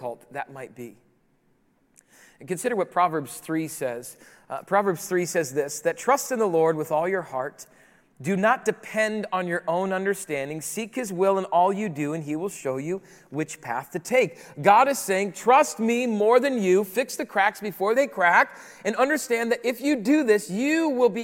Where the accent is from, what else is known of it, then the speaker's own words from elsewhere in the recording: Rapid City, South Dakota, United States; moved away; also born or lived in Chicago; I grew up in the Midwest. Rapid City, South Dakota is my hometown